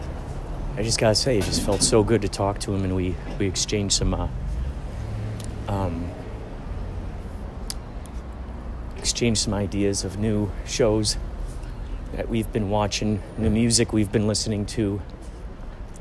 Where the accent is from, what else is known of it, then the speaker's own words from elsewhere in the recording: Chicago, Illinois, United States; now in California, United States; I'm from the Chicagoland area